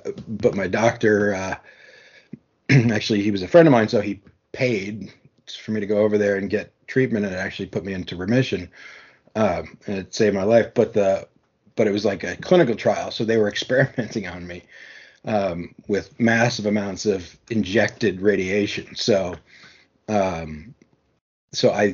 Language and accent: English; New York, United States; I'm from New York